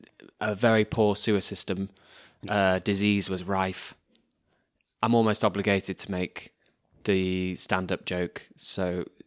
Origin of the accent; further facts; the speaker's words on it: England, United Kingdom; I'm English.